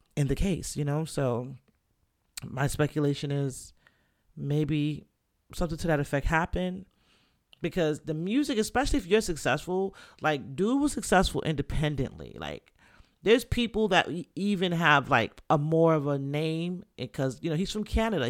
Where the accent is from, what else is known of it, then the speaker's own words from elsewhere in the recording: New York City, New York, United States; also born or lived in Jamaica; now in Florida, United States; I'm Jamaican, Caribbean, from the Bronx